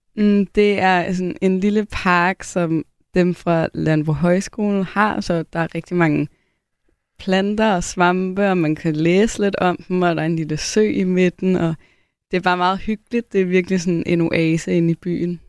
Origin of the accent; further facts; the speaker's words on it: Copenhagen, Capital Region of Denmark, Denmark; now in Frederiksberg, Denmark; Jeg er vokset op i Valby